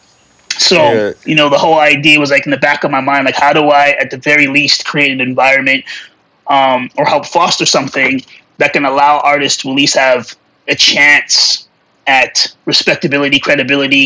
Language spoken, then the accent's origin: English; Alberta, Canada; also born or lived in Calgary; I'm from a small town in Alberta